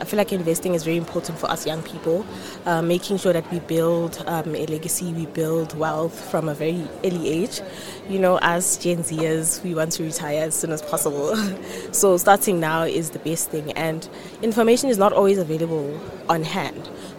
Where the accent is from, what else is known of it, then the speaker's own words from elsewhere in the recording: east of Gauteng, South Africa; I am from Fort Lewis. It's in the east of Gauteng.